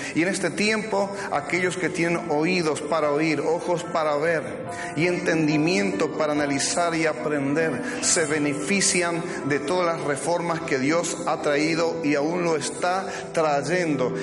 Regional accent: Argentina; así somos los argentinos

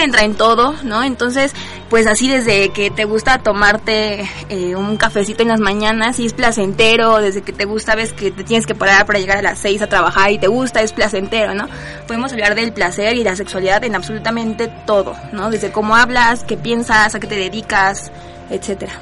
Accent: Mexico City, Mexico; todas somos mexicanas y que todas somos aquí del DF, bueno, Ciudad de México

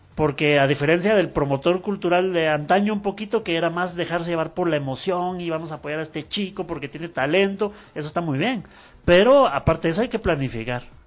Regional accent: Guatemala; los guatemaltecos todavía estamos

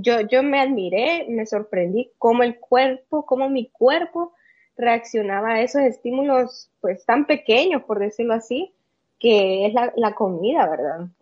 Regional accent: El Salvador; Yo soy de El Salvador, como bien dice, yo, yo nací acá, vivo acá también

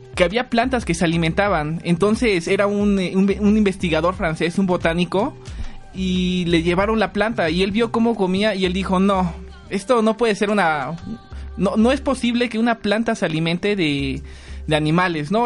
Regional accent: Tlaxcala, Mexico; Soy del estado de Tlaxcala

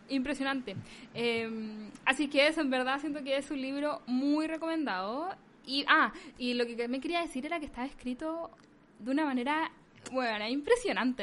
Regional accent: Chile; now in United States

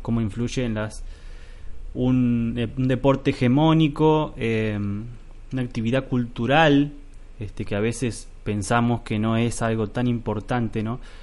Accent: Argentina; nuestra vida de hombres argentinos

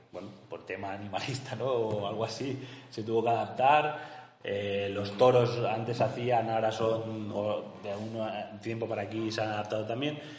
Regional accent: Barcelona, Catalonia, Spain; Y yo, por ejemplo, soy de Barcelona

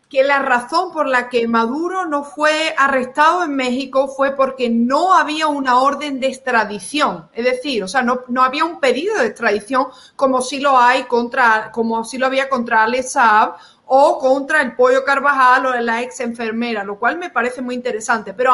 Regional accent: Venezuela; now in United States; como, como, o sea, como venezolano reciente en Estados Unidos

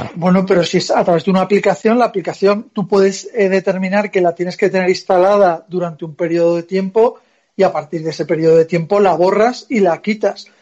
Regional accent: Zaragoza, Aragon, Spain; now in Madrid, Spain; yo soy de Zaragoza

